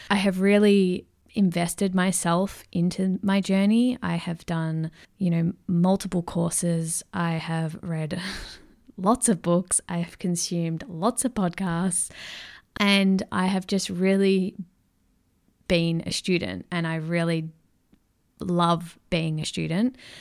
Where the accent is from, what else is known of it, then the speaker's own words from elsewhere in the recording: Melbourne, Victoria, Australia; accent: Aussie; I was born and raised in Melbourne, Victoria